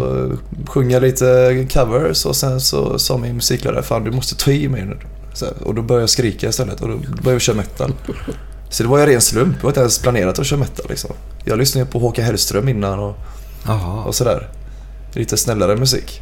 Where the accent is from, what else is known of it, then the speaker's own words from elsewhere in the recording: Gothenburg, Västra Götaland, Sweden; Jag är uppvuxen på Bergkvistgatan